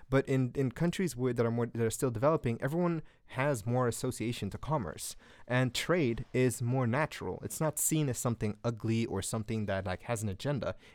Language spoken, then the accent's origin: English; Guinea; English is a second language; but in Guinea, where I'm from, and Guinea is like the fourth poorest country in Africa.